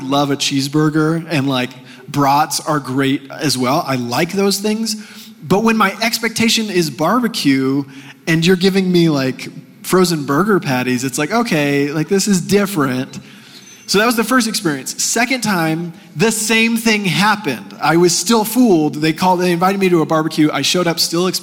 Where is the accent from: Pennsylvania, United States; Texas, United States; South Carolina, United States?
Texas, United States; moved away as an adult; now in Colorado, United States; growing up in Texas